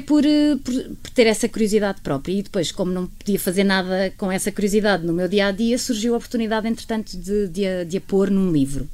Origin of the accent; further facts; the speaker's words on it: Algarve, Portugal; moved away as an adult; also born or lived in Lisbon / Funchal / Torres Vedras; eu passei a infância e a adolescência no Algarve